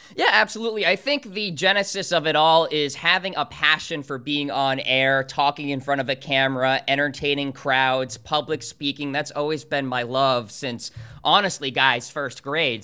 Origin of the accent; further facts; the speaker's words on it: New Hampshire, United States; my hometown course up in New Hampshire called Green Meadow